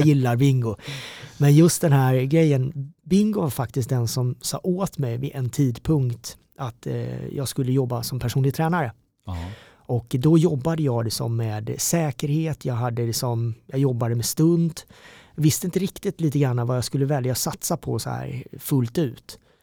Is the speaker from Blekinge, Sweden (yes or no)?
yes; Karlshamn, Blekinge, Sweden; moved away as an adult; also born or lived in South Korea; now in Stockholm, Sweden; växte upp nere i Mörrum, Karlshamn